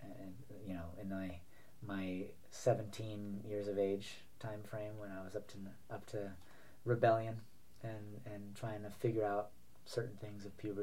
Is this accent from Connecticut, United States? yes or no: no; New York, United States; also born or lived in Florida; So there was a couple of moves, you know, throughout the, you know, childhood, but all within Manhattan, all within New York. So it was always New York. It was always Manhattan